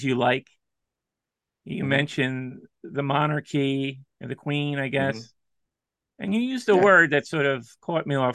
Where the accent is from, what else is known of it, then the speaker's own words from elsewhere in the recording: United States; As an American